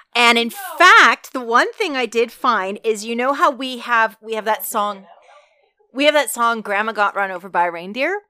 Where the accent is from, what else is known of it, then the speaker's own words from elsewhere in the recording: Alberta, Canada; I grew up in Alberta